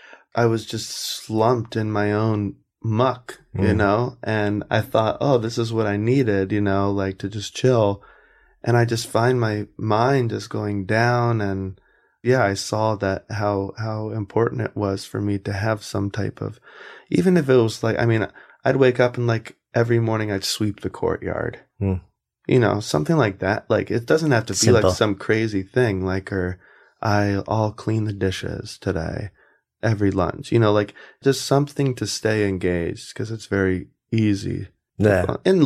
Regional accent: South Carolina, United States; moved away as an adult; also born or lived in California; I'm from South Carolina.

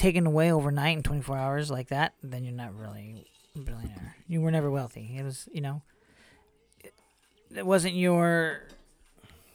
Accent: United States; your roots aren't native to America, even though you were born in America

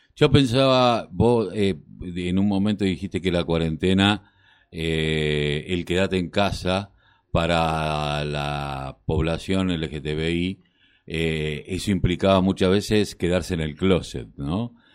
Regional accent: Quilmes, Buenos Aires Province, Argentina; yo que soy de Quilmes, tenemos muchísima barrera popular y nos hemos criado casi en ella

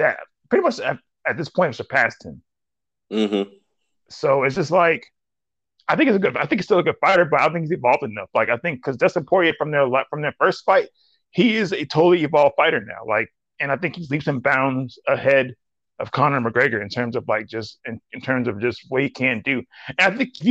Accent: Nigeria; being a Nigerian

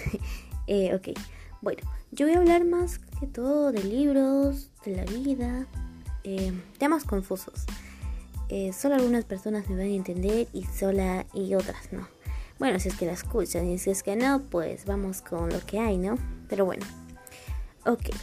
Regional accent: Peru; soy de Perú

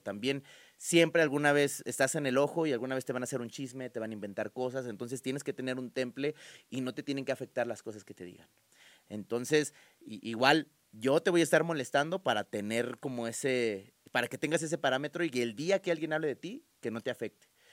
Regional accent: Guadalajara, Jalisco, Mexico; also born or lived in Mexico City; me voy a Guadalajara ya formalmente cuando yo tengo casi tres años y de ahí me quedé a, radicar allá y me adoptaron y me siento tapatío

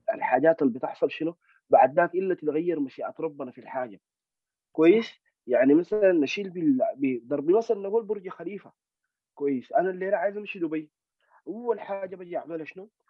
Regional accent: Sudan; نحن سودانيين

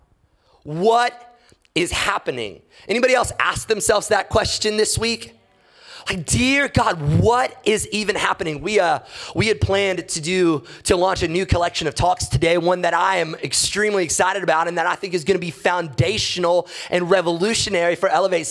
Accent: United States; as an American

